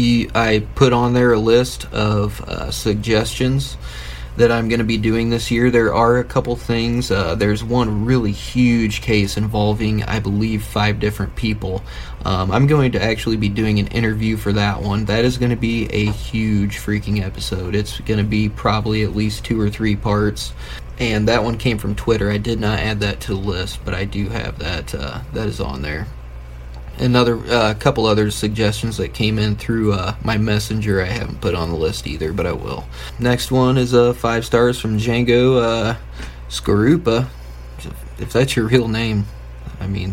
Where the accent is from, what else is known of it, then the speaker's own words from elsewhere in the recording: Fort Wayne, Indiana, United States; I am from Northeast Indiana, right outside of Fort Wayne.